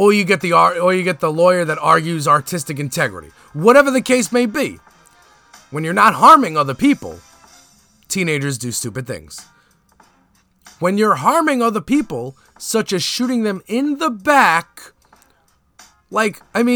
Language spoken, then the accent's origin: English; Brooklyn, New York, United States; also born or lived in Staten Island; And I am from Brooklyn and then Staten Island where there's racists.